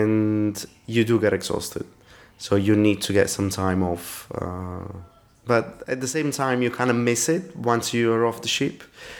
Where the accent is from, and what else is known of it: Italy; English is a second language; now in London, United Kingdom